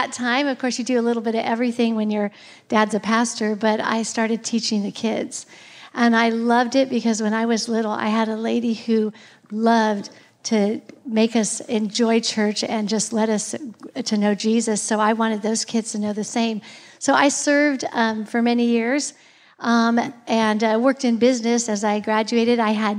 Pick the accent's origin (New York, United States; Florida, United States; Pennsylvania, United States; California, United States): California, United States; Bay Area; I was born and raised in the Bay Area in California. My parents came to know Jesus when I was about 6 years old and raised me to know him.